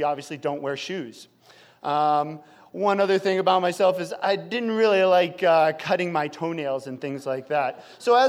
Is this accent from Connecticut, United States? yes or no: no; Chicago, Illinois, United States; now in Idaho, United States; We grew up in Chicago